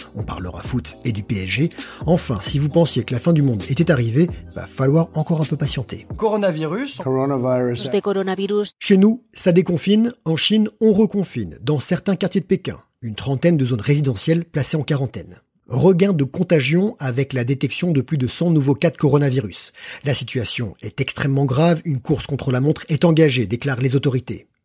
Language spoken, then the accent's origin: French; France